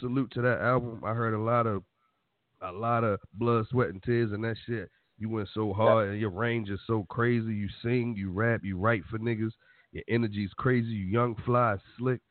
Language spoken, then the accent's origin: English; Irvington, New Jersey, United States; That's still my hood, even though I'm from Irvington.